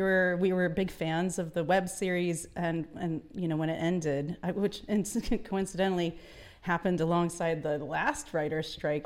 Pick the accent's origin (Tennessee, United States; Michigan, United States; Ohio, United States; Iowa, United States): Tennessee, United States; Nashville; We're all from Nashville